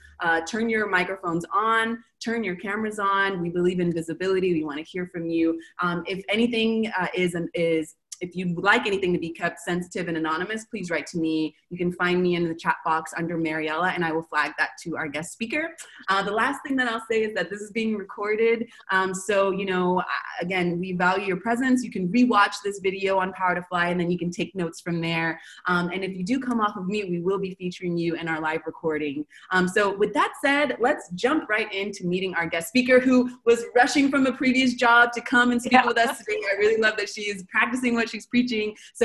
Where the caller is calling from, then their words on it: Argentina; So I'm calling from Argentina.